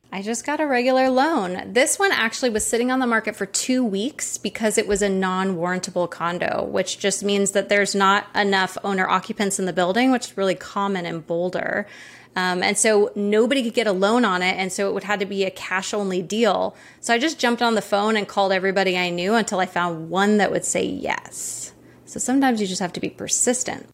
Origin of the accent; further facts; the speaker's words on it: Maui, Hawaii, United States; I grew up in Maui, and I'm actually in Maui right now